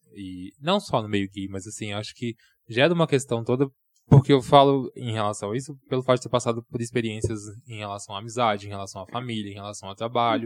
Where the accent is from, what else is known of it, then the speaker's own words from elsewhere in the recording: Nova Lima, Minas Gerais, Brazil; also born or lived in Belo Horizonte / São Paulo; mineiro, sou de Nova Lima